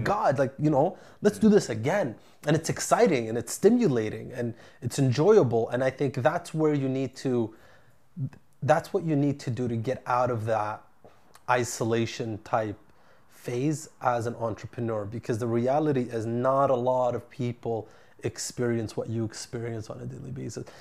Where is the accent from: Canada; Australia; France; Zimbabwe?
Canada; Ottawa, Ontario; moved away as an adult; now in Vancouver, Canada; I moved here from my hometown of Ottawa, my network, my family, everybody's still there